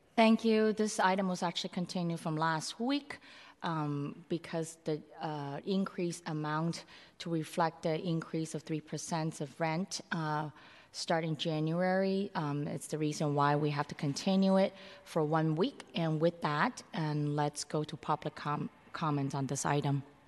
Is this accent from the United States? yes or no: yes; San Francisco, California, United States; I'm so fortunate to be growing up in Chinatown where, like, the community itself have its own established network